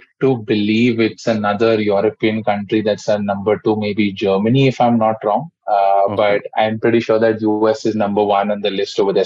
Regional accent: Mumbai, Maharashtra, India; I come from Mumbai, and I'm born and brought up over here.

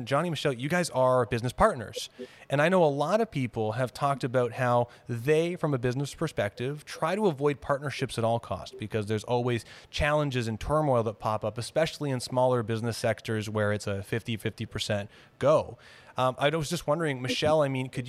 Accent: Canada; being Canadian

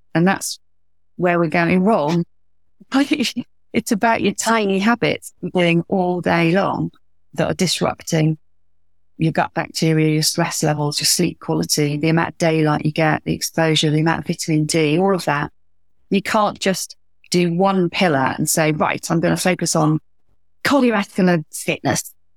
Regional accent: Wales, United Kingdom; from Wales

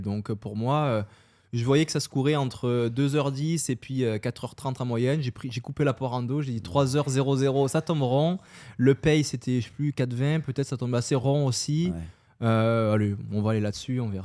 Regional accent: France; accent: French; moved away as an adult; also born or lived in Paris; now in Montreal, Canada; moi, je suis français d'origine, on l'entend sûrement à mon accent.

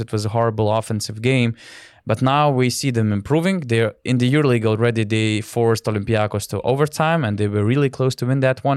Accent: Lithuania; I'm from Lithuania.

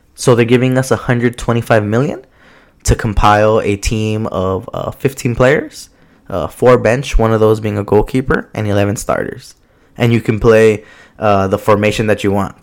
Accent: Los Angeles, California, United States; I'm from Southeast Los Angeles

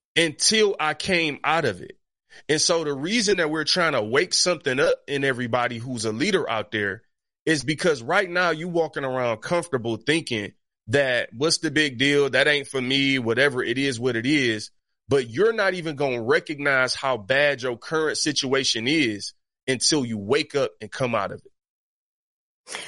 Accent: Detroit, Michigan, United States; I grew up in Detroit that's eighty-eight percent black

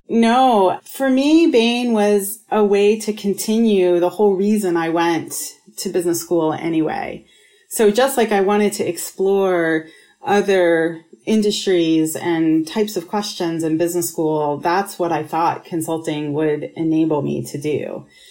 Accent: Pittsburgh, Pennsylvania, United States; moved away; also born or lived in Rochester, New York; I grew up in Pittsburgh, Pennsylvania, and then Rochester, New York, half and half

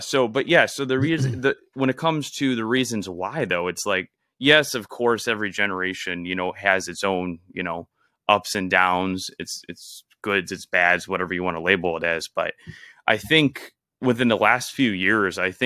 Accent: Illinois, United States; now in Florida, United States; We're from Illinois.

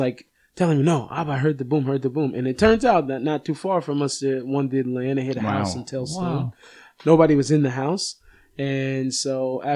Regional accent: Seattle, Washington, United States; now in Israel; I grew up in Seattle.

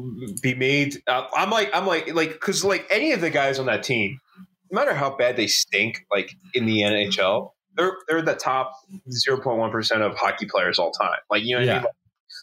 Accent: Philadelphia, Pennsylvania, United States; as a Philadelphian

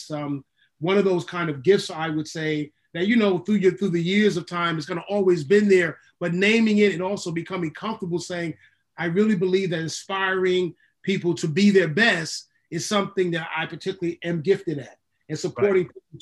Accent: Newark, New Jersey, United States; also born or lived in Bridgewater, New Jersey; I'm born and raised in Newark, New Jersey. That's home

